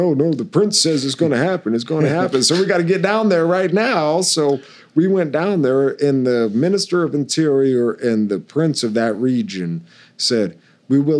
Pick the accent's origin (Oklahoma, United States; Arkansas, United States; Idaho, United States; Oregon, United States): Oklahoma, United States; Tulsa; I hate to play too much in my hometown